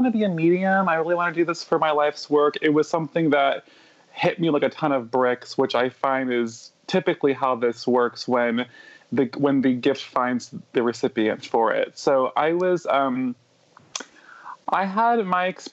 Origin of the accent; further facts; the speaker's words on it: California, United States; also born or lived in New York; I was taken back from New York when I was a little under 10. And then I was here in California